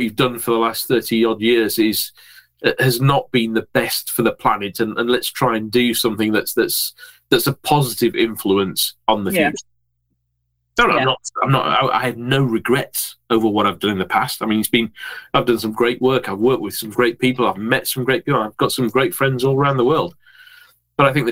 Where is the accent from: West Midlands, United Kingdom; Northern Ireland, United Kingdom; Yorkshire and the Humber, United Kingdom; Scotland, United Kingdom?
Yorkshire and the Humber, United Kingdom; I'm a Yorkshireman.